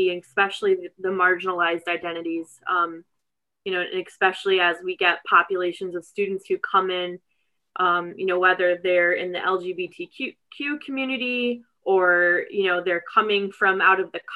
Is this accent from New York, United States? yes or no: yes; North Rose, New York, United States; I grew up in a rural district about 45 minutes east of Rochester. It's in Wayne County. It's called North Rose Wolcott